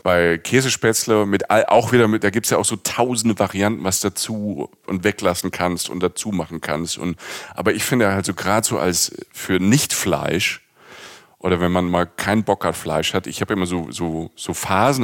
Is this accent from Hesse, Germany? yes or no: no; Rhineland-Palatinate, Germany; ich komme aus der Pfalz, ich komme vom Land